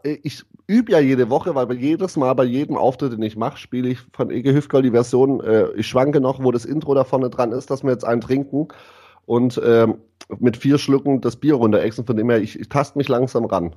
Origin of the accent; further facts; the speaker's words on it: Ditzingen, Baden-Württemberg, Germany; ich komme aus, aus dem geilsten Dorf der Welt und zwar aus Ditzinger